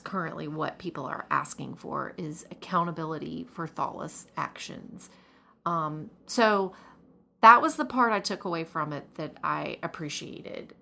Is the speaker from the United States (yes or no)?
yes; the South, United States; was born and raised in the South